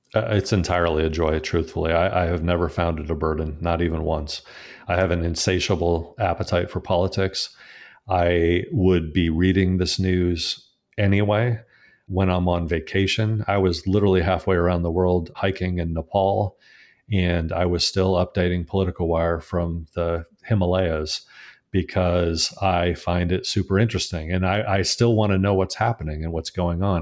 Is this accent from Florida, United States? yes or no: no; Connecticut, United States; return to my home state of Connecticut